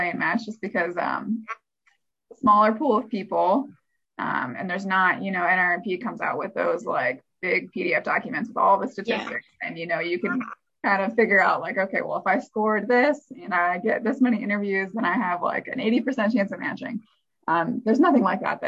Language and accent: English; Midwest, United States; I'm from the Midwest, I did want to stay in the Midwest.